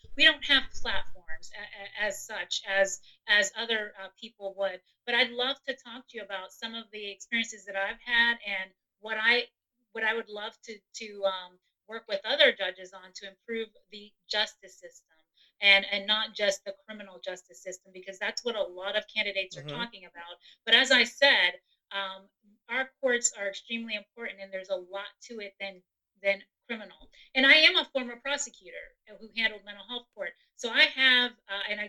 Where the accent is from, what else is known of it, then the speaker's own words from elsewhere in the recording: New York City, New York, United States; now in Western Pennsylvania, United States; I am an immigrant. I grew up in Brooklyn, New York. I am a transplant to Western PA